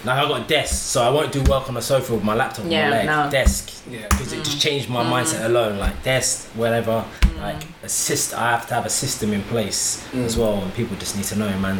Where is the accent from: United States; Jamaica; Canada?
Jamaica; Like, I'm Jamaican, so it's going to happen anyway.